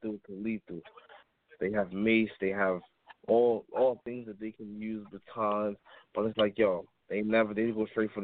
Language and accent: English; New York City, New York, United States; I'm from the Bronx